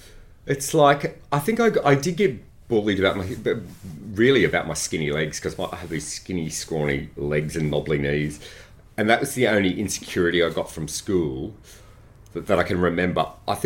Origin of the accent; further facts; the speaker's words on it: Granville, New South Wales, Australia; Oh, Western Suburbs of Sydney, Granville.